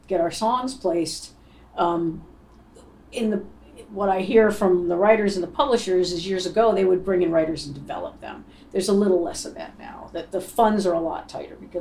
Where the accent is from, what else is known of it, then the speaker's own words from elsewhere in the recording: Rhode Island, United States; moved away as an adult; also born or lived in Boston; I grew up in Rhode Island